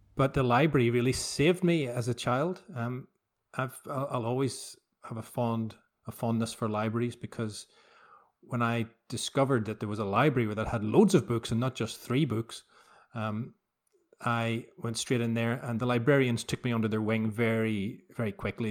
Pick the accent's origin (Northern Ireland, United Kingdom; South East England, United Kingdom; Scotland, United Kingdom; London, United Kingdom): Northern Ireland, United Kingdom; Belfast; as a kid growing up in Belfast. I was born in seventy-two